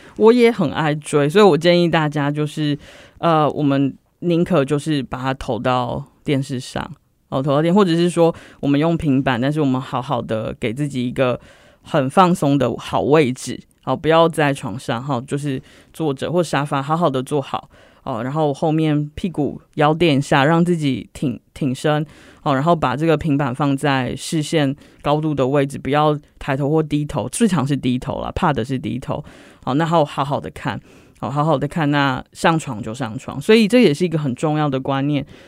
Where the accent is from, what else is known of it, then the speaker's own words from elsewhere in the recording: Taiwan; 就是我们台湾人常说的钻牛角尖了